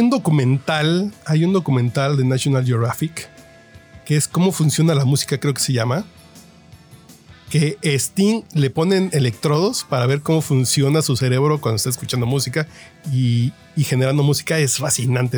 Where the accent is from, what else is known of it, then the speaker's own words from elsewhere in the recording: Tacubaya, Mexico City, Mexico; nací en Tacubaya